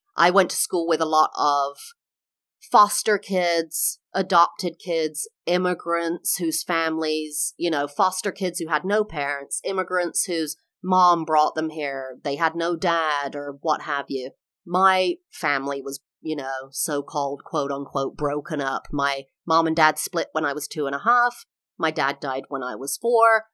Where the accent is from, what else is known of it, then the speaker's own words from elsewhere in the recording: England, United Kingdom; moved away as an adult; also born or lived in California, United States; now in Florida, United States; I am English, now live in the U S for the last, like, fourteen, fifteen years.